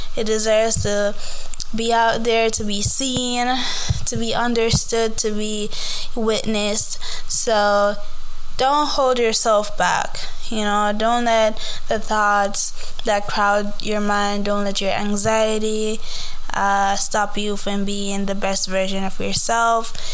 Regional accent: Jamaica; I grew up in Jamaica

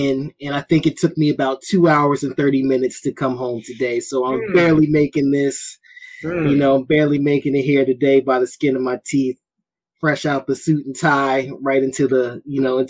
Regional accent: Baltimore, Maryland, United States; my hometown of Baltimore

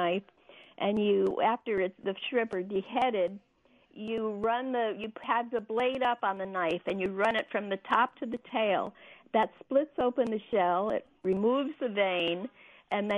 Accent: New England, United States; I'm from New England

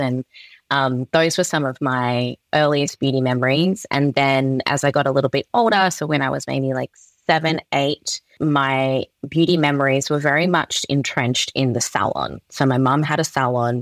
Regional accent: Perth, Western Australia, Australia; I was born and raised in Perth, Western Australia

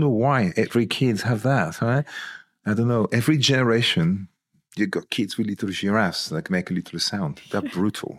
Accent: Toulon, Provence-Alpes-Côte d'Azur, France; now in United Kingdom; When I was sixteen, in my hometown, there was, in Toulon

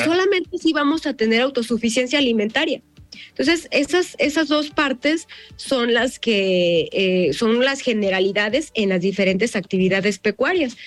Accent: Jalisco, Mexico; yo soy jalisciense orgullosamente y me siento muy orgullosa de representar a mi estado

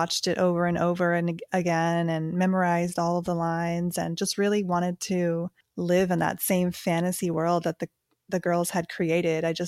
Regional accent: Central Florida, United States; I grew up in Central Florida and I had an older sister

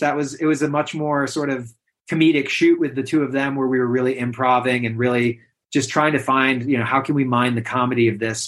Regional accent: Western New York, United States; also born or lived in Adirondacks, United States; now in Catskills, United States; I grew up in Western New York, but my parents were children's camp directors, so I really spent a lot of my time in the Adirondacks

